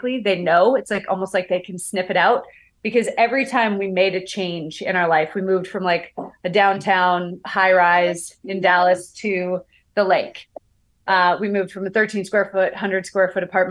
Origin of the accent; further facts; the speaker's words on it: Canada; I'm from Canada